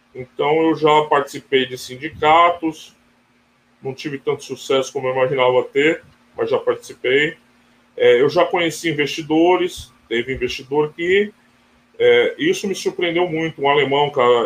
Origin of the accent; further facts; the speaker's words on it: Brazil; eu, como brasileiro